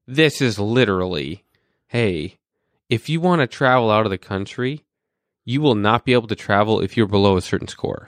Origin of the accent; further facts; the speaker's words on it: North Dakota, United States; I was born in North Dakota